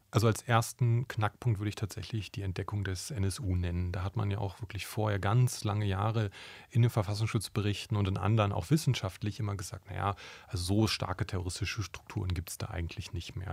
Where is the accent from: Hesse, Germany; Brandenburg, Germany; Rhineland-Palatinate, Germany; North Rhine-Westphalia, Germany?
Brandenburg, Germany; Ich bin selber in Brandenburg aufgewachsen